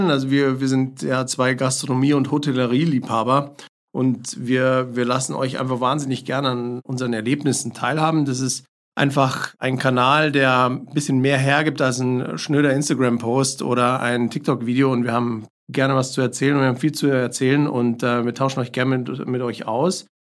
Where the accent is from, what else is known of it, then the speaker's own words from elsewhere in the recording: Bavaria, Germany; born there; accent: Lower Bavarian; now in Munich, Germany; lebe in München schon sehr, sehr lange, bin aber eigentlich gebürtiger Niederbayer, den man mir nicht mehr anhört.